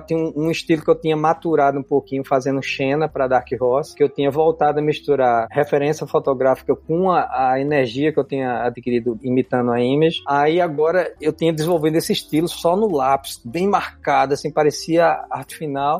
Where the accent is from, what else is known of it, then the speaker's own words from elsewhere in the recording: João Pessoa, Campina Grande, Paraíba, Brazil; also born or lived in Olinda, Pernambuco / Recife, Pernambuco; Eu só morei em João Pessoa, em Campina. E quando era pequeno, em Olinda e Recife